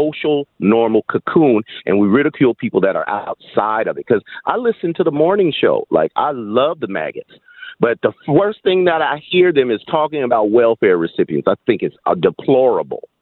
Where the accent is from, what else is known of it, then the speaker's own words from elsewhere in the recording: Berkeley, California, United States; I grew up in Berkeley